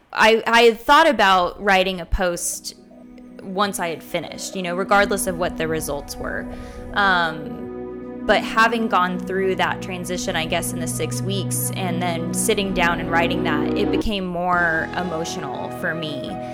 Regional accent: Fayetteville, Arkansas, United States; I grew up in Fayetteville, um, which is where the University of Arkansas is.

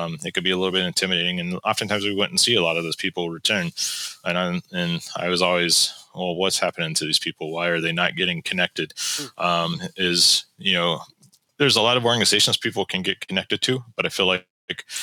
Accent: West Virginia, United States; now in North Carolina, United States; I grew up in West Virginia

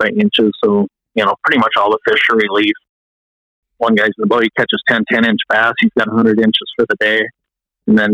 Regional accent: West Metro area, Minnesota, United States; I grew up here in the West Metro area. Very blessed to have a lot of good fishing waters. My dad was a big fisherman. So as a very young kid, we'd go down and fish on Lake Minnetonka

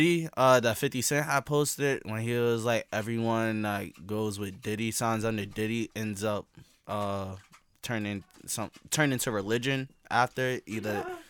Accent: New York City, New York, United States; I'm from Brooklyn.

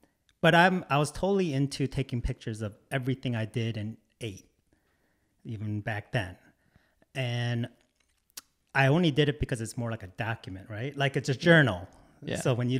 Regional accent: Detroit, Michigan, United States; also born or lived in Korea; I was born in Korea, but I grew up in Metro Detroit most of my life and went to school in Detroit

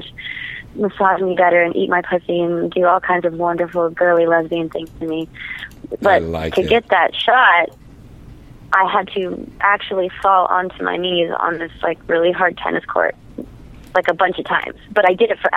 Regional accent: New Orleans, Louisiana, United States; I'm from New Orleans

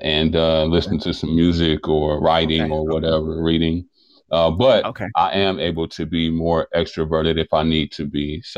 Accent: Milwaukee, Wisconsin, United States; You know, I think Milwaukee gets a bad rep. We're in Wisconsin, or I'm in Wisconsin.

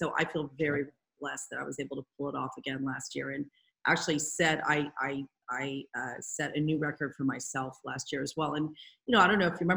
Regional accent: Marin County, California, United States; I grew up in Marin County. I know a lot of people here.

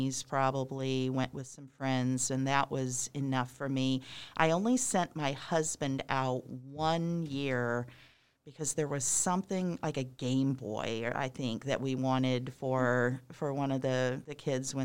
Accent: Southeast Missouri, United States; moved away; I grew up in rural Missouri and didn't live in town

